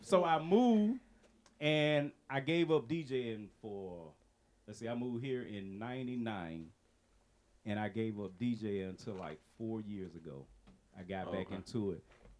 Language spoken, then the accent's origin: English; Gaston, Alabama, United States; moved away as an adult; also born or lived in Atlanta, Georgia; I'm originally from Gaston, Alabama. Right, Alabama.